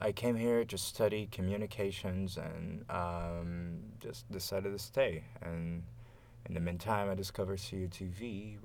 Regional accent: Campinas, São Paulo, Brazil; English is a second language; moved away as an adult; now in Montreal, Canada; I was born in Brazil, specifically in the city of Campinas, which is in the southeastern Brazil

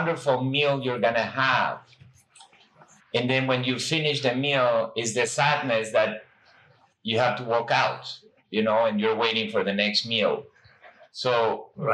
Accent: Peru; moved away as an adult; I grew up in South America in Peru

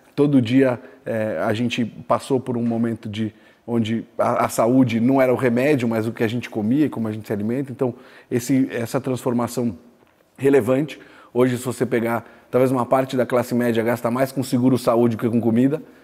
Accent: Araraquara, São Paulo, Brazil; also born or lived in São Carlos / India / China; sou natural de Araraquara, estudei em São Carlos

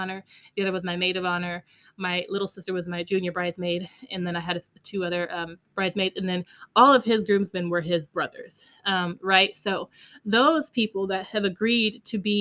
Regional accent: Las Vegas, Nevada, United States; now in Texas, United States; We lived in Texas and I'm from Vegas.

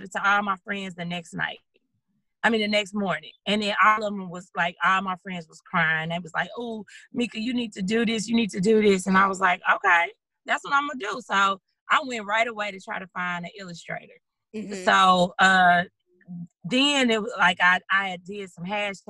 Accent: St. Louis, Missouri, United States; moved away as an adult; now in Dallas, United States; I'm originally from St. Louis. That's where I'm born and raised

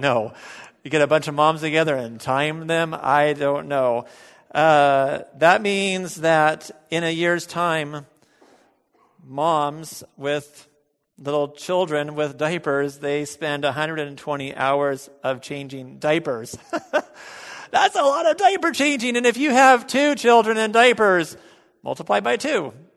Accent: United States; as American bel-, Christians

